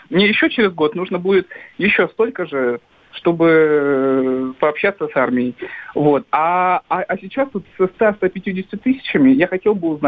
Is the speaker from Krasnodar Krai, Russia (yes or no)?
yes; Krasnodar, Krasnodar Krai, Russia; Мне 20 лет, я из Краснодара, из провинции.